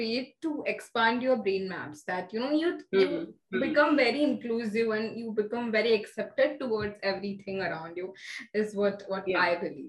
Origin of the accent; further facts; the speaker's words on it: India; many Asian languages being Indian. We know at least two from birth, you know, our mother tongue and Hindi.